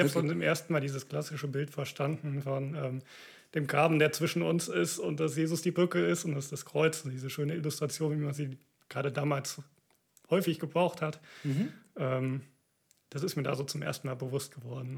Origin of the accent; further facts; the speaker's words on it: Siegerland, North Rhine-Westphalia, Germany; now in Cologne, Germany; Ich komme aus dem Siegerland, so der südöstlichste Zipfel Nordrhein-Westfalens